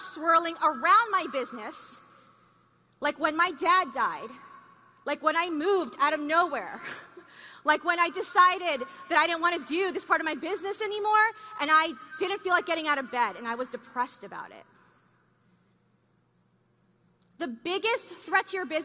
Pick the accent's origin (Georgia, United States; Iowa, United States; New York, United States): New York, United States; I'm from New York